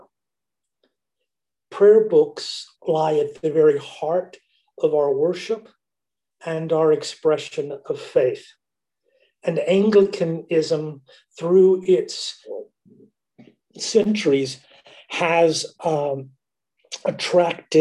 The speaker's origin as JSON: {"language": "English", "region": "Kansas", "country": "United States", "tie": "born or raised there", "also_born_or_lived": "Alabama", "moved": "yes", "lives_now": "Berlin, Germany"}